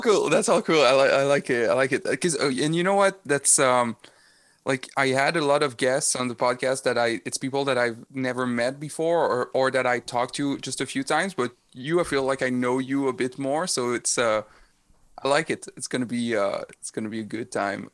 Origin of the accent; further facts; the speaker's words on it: Rimouski, Quebec, Canada; I was born in Rimouski